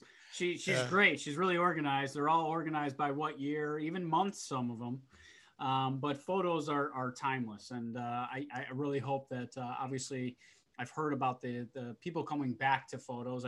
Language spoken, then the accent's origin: English; Elmira, New York, United States; now in Rochester, United States; I'm from Elmira, small town